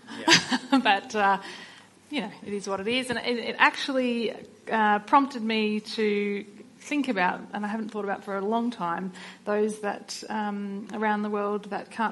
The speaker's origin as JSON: {"language": "English", "town": "Sydney", "region": "New South Wales", "country": "Australia", "tie": "born or raised there", "said": "I grew up in Sydney, a suburban middle child of three kids"}